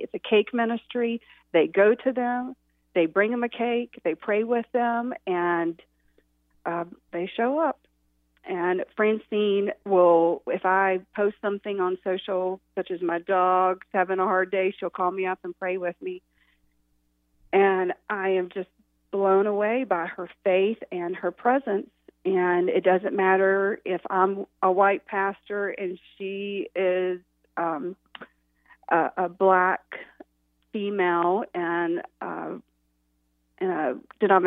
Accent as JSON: {"language": "English", "town": "Boone", "region": "North Carolina", "country": "United States", "tie": "born or raised there", "moved": "yes", "lives_now": "Fishersville, United States", "said": "I grew up in Boone. I'm a mountain girl, and now I raise my family and my two girls in Fishersville, Virginia"}